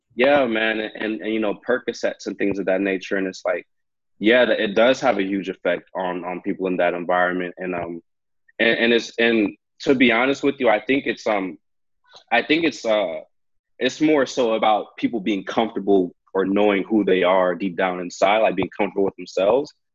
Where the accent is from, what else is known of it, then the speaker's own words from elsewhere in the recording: Hayward, California, United States; now in Vancouver, Canada; I grew up in Hayward, California